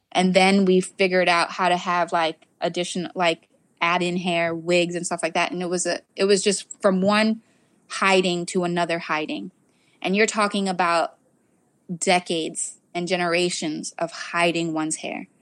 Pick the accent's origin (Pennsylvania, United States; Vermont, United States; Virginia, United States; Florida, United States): Florida, United States; South; I grew up in South Florida